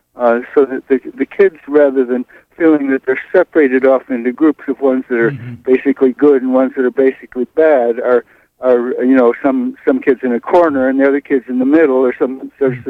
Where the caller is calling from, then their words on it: East Blue Hill, Maine, United States; I'm calling from East Blue Hill at the moment.